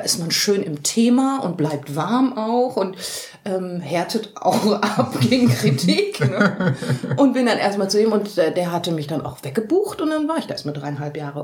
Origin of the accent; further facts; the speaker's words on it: Dortmund, North Rhine-Westphalia, Germany; moved away as an adult; now in Cologne, Germany; ich komme aus Dortmund